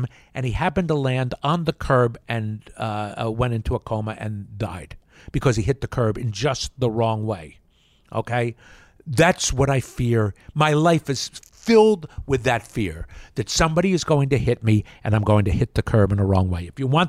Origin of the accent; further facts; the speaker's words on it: Yardley, Pennsylvania, United States; also born or lived in Trenton, New Jersey; I grew up in Yardley, Pennsylvania. Well, born in Trenton